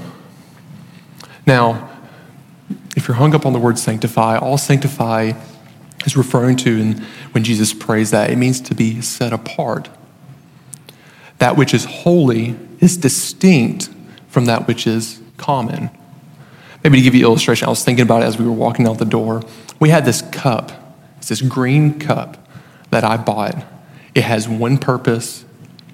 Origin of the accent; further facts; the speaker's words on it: United States; a local church near my hometown, near Lawrenceburg